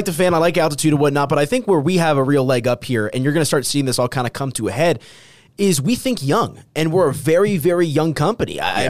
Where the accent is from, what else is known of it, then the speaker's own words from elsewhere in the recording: United States; now in Denver, United States; I'm from New York, New Jersey. That's where my family's from.